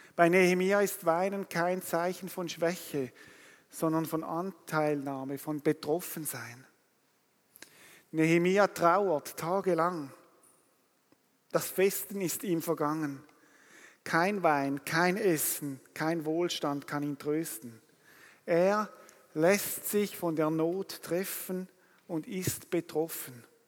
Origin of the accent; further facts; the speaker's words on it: Rapperswil, St. Gallen, Switzerland; ich komme aus Rapperswil am Zürichsee